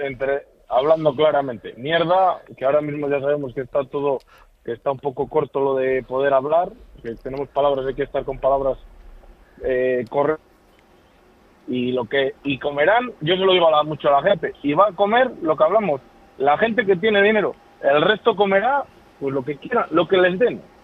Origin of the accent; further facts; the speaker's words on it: Palencia, Castile and León, Spain; yo soy de Palencia